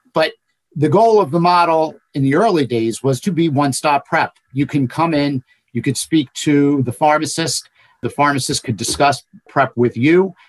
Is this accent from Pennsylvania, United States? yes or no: no; Cinnaminson, New Jersey, United States; I was an elected official in my hometown of Cinnaminson for 16 years